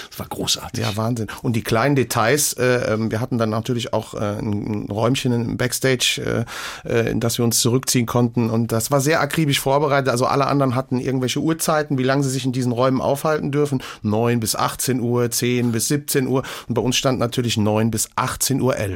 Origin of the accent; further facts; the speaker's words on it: Hamm an der Sieg, Rhineland-Palatinate, Germany; also born or lived in Siegen; Ja, äh, quasi im Umkreis Hamm an der Sieg, also dem Reifeisenort und äh, ja, äh, dort groß geworden und in Wissen zur Schule gegangen